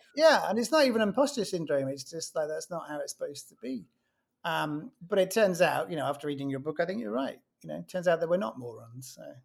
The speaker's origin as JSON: {"language": "English", "region": "England", "country": "United Kingdom", "said": "being English, it's normally in the tone of my voice"}